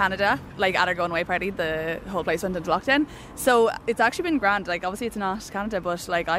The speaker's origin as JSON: {"language": "English", "region": "Tipperary", "country": "Ireland", "said": "I'm from Tipperary."}